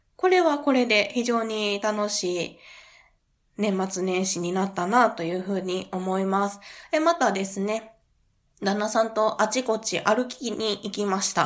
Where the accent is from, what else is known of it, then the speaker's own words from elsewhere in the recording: Kansai, Japan; 私は関西出身